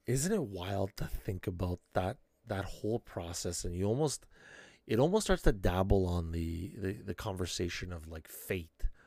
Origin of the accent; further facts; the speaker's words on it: Canada; being extra Canadian